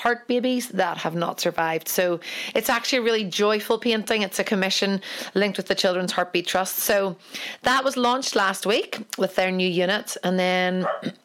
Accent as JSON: {"language": "English", "country": "Ireland", "said": "I'm an Irish painter"}